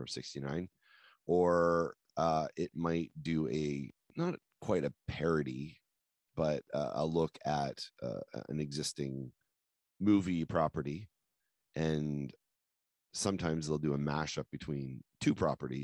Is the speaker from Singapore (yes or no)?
no; New Brunswick, Canada; we came from New Brunswick. So we're in a big town